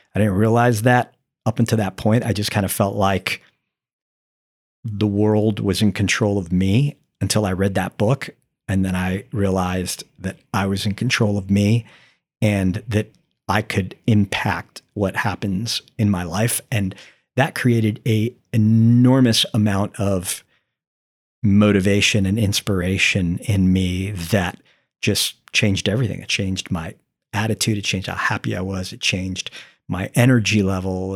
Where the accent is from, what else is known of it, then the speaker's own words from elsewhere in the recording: St. Petersburg, Florida, United States; also born or lived in New Jersey; I'm seven years old and we're moving from New Jersey to Florida